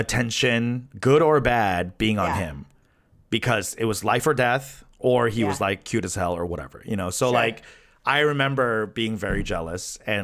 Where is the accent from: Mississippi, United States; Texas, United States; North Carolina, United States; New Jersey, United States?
New Jersey, United States; also born or lived in Flushing, New York; we moved from Flushing to New Jersey because of my dad